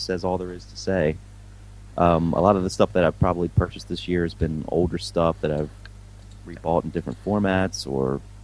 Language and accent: English; United States; Being an American